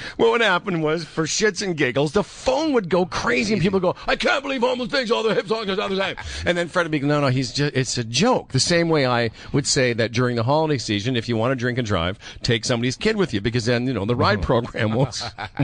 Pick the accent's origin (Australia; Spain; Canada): Canada; Saskatchewan; I'm from Saskatchewan